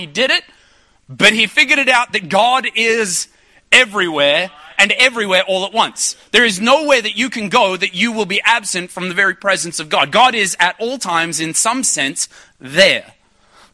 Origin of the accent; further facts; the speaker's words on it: Ipswich, Queensland, Australia; I grew up in Ipswich